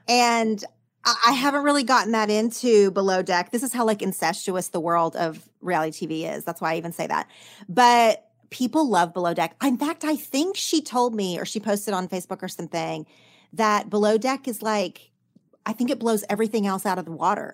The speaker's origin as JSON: {"language": "English", "region": "Oklahoma", "country": "United States", "tie": "born or raised there", "moved": "yes", "lives_now": "Los Angeles, United States", "said": "in my small town growing up in Oklahoma"}